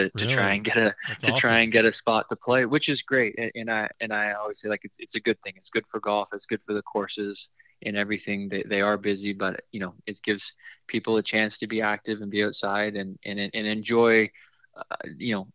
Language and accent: English; Kingston, Ontario, Canada; it's home. Kingston's where I'm from.